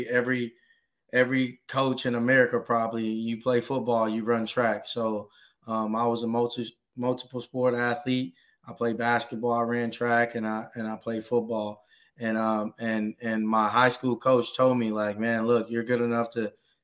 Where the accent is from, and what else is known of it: Trinity, Texas, United States; born or raised there; also born or lived in Houston, Texas